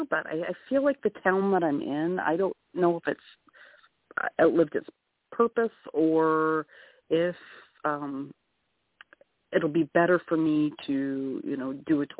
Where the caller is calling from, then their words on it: Ontario, Canada; I'm calling from Canada.